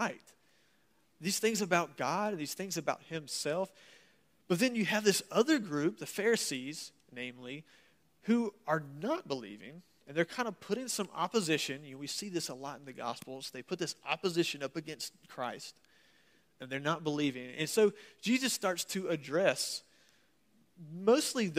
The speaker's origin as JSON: {"language": "English", "country": "United States", "accent": "southern / Yankee mix", "said": "I'm from America"}